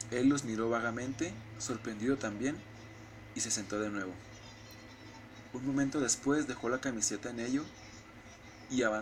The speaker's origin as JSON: {"language": "Spanish", "country": "Mexico", "said": "somos sentidos los mexicanos."}